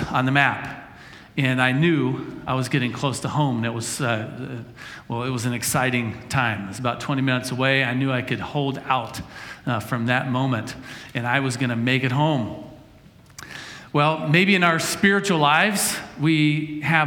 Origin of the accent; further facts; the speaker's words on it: Ashford, West Virginia, United States; moved away; also born or lived in Wyoming; I lived in Ashford, West Virginia